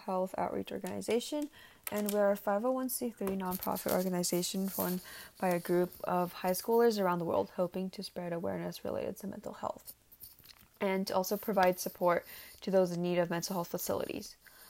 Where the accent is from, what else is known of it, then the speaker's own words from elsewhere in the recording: San Ramon, California, United States; So I am from San Ramon, and I am a junior at DVHS